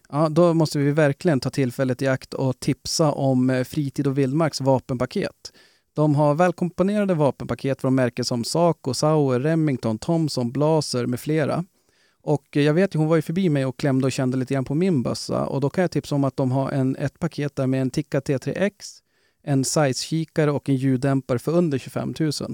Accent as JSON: {"language": "Swedish", "region": "Norrland", "country": "Sweden", "said": "vi är norrlänningar"}